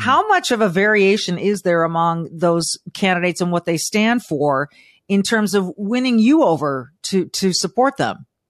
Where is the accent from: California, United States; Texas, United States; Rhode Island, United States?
California, United States; Southern; also born or lived in Florida; now in Midwest, United States; born and raised in Southern California to living in the Midwest